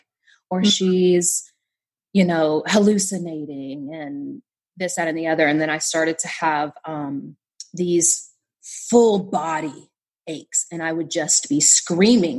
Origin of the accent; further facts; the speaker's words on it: Southern West Virginia, United States; I grew up in Southern West Virginia